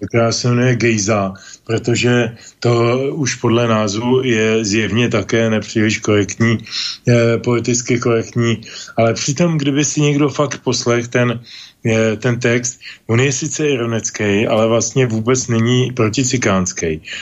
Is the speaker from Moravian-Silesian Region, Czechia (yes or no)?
no; Pardubice, Pardubice Region, Czechia; also born or lived in village near Prague; now in near Prague, Czech Republic; rybity je součást města Pardubic, odkud pocházím